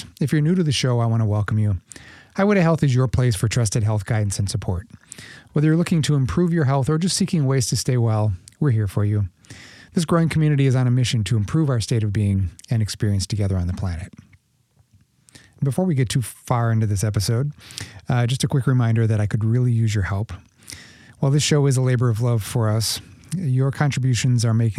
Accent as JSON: {"language": "English", "town": "Minneapolis", "region": "Minnesota", "country": "United States", "tie": "born or raised there", "also_born_or_lived": "Brooklyn, New York", "moved": "as an adult", "said": "I grew up in Minneapolis, or just outside of Minneapolis"}